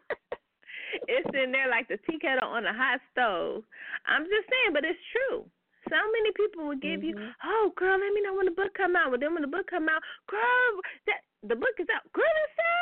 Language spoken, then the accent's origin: English; Bay Area, California, United States; I'm from the Bay Area